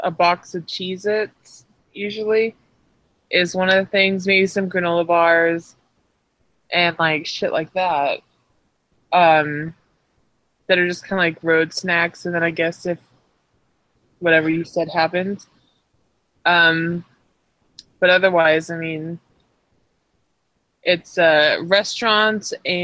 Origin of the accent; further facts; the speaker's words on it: California, United States; I'm from California